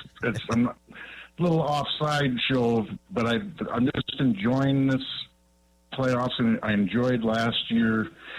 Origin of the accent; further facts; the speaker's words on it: Los Angeles, California, United States; now in Eau Claire, United States; Well, I grew up in Los Angeles.